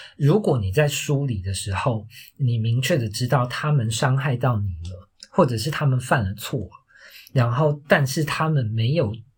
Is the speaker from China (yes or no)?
no; Taiwan; moved away; also born or lived in Australia; 我那个时候就是离开了台湾这个环境